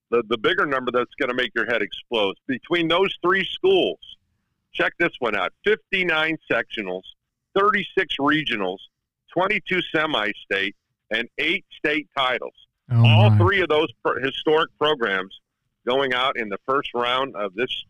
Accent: Indiana, United States; growing up in Northwest Indiana, here's an interesting thing.

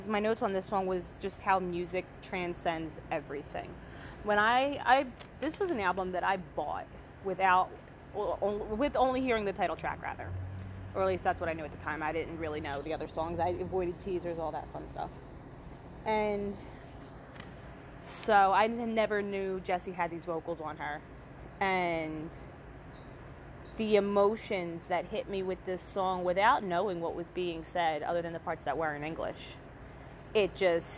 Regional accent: Philadelphia, Pennsylvania, United States; growing up in the States, specifically on the East Coast

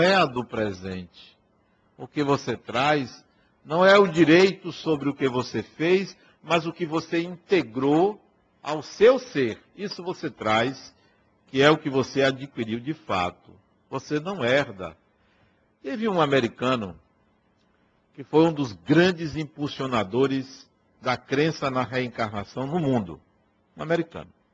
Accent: Acajutiba, Bahia, Brazil; lá na cidade de Acajutiba, onde eu nasci

